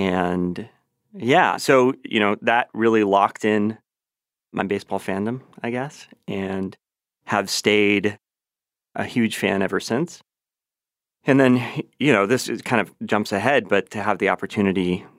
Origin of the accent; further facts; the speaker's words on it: Los Angeles, California, United States; moved away; I grew up in Los Angeles, or outside of LA. I mean, it's a big area. But grew up watching the Dodgers and was a huge Vin Scully fan.